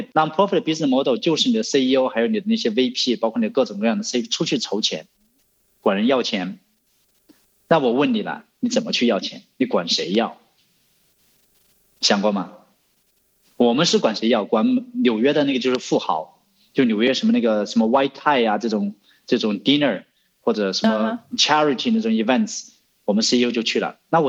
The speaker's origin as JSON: {"language": "Chinese", "country": "China", "lives_now": "United States", "said": "作为一个中国人的话，你在美国这个 non-profit 这种高大上的地方"}